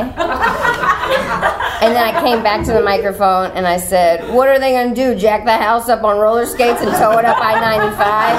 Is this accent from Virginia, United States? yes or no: yes; Richmond, Virginia, United States; also born or lived in Wilmington, North Carolina / Chicago; now in Los Angeles, United States; I'm from Richmond, but I was living in Wilmington, and that's hurricane country.